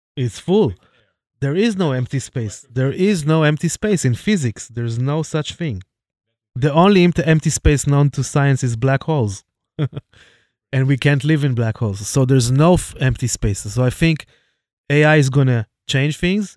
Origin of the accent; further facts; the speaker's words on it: Jerusalem, Jerusalem District, Israel; my hometown, Jerusalem